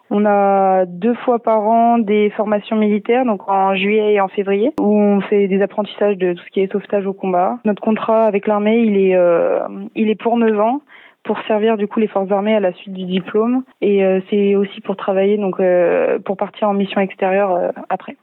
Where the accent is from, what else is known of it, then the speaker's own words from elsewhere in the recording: Lyon, Auvergne-Rhône-Alpes, France; je suis de Lyon